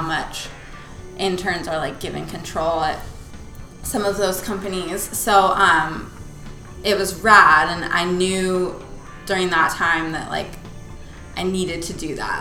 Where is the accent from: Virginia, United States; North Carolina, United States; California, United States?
California, United States; Palos Verdes; right here in Palos Verde. We went to high school together